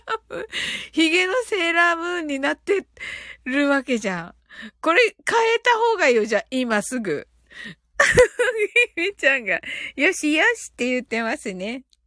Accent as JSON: {"language": "Japanese", "region": "Kyushu", "country": "Japan", "said": "発音がね、九州人なんでね"}